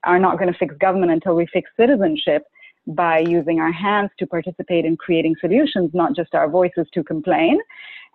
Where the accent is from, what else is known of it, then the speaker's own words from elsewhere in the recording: Karachi, Sindh, Pakistan; I grew up in Pakistan, and growing up in a country like Pakistan